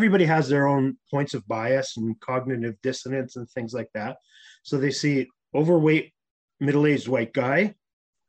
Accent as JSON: {"language": "English", "town": "Winnipeg", "region": "Manitoba", "country": "Canada", "tie": "born or raised there", "also_born_or_lived": "Toronto", "moved": "as an adult", "said": "I'm a typical Canadian. I grew up in Winnipeg, Manitoba."}